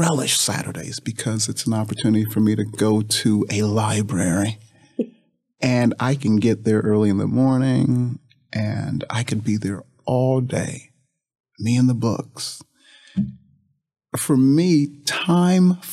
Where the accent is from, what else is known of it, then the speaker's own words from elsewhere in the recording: Toledo, Ohio, United States; moved away as an adult; also born or lived in Indianapolis, Indiana / Mississippi; I grew up in Toledo, Ohio, and graduated from St. Francis de Sales High School